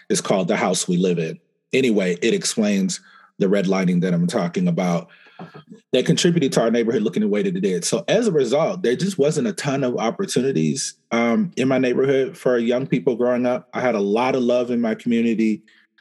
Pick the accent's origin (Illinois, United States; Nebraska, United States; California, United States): Nebraska, United States; Omaha; I grew up in Omaha, Nebraska